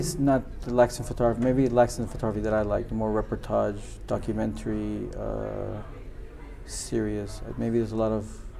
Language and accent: English; U.S.-Mexican border, Mexico; now in London, United Kingdom; I come from Mexico, and I grew up in the U.S.-Mexican border.